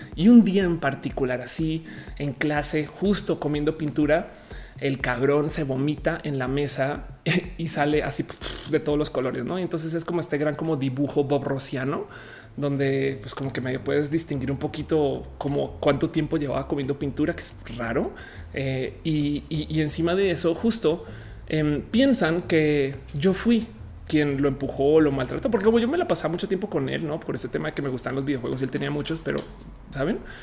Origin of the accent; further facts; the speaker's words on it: Colombia; now in Mexico; Yo ahora soy mexicana, pero también soy colombiano.